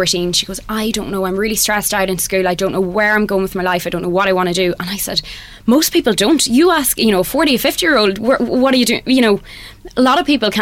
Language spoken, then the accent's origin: English; Monaghan, Ulster, Ireland; moved away as an adult; now in Dublin, Ireland; I moved to Dublin about 9 years ago, and I started college. I'm originally from Monaghan